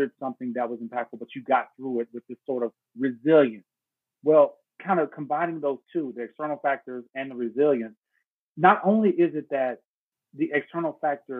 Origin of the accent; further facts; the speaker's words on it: Dallas, Texas, United States; also born or lived in Houston, Texas; I was born in Houston, raised in Dallas, Texas, went to high school at Dallas Carter High School